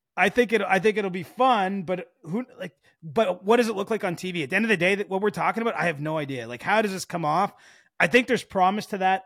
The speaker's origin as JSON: {"language": "English", "country": "Canada", "said": "even as a Canadian"}